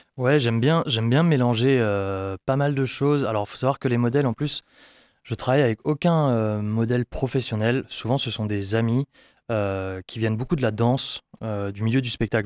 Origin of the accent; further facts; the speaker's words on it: Brittany, France; je viens de Bretagne